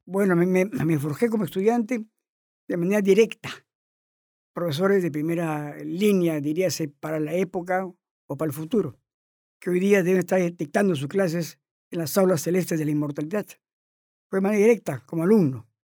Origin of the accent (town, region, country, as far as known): Chiclayo, Lambayeque, Peru